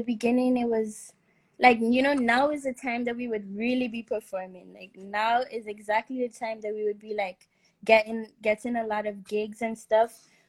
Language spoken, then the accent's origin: English; Sint Maarten; now in Netherlands; I'm from St. Martin, the Caribbean. I'm a singer-songwriter, and yeah, I'm living in the Netherlands right now.